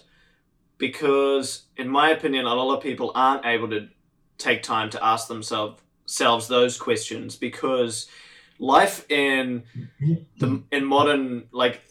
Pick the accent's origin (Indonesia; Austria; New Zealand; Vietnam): New Zealand; I grew up in New Zealand